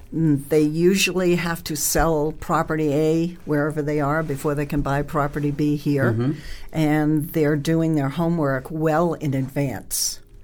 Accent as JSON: {"language": "English", "region": "Northeast", "country": "United States", "tie": "born or raised there", "moved": "yes", "said": "I grew up in the Northeast."}